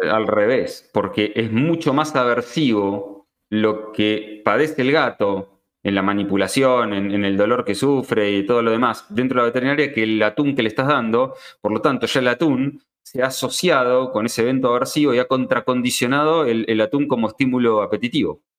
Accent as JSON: {"language": "Spanish", "country": "Argentina", "said": "acá en Argentina"}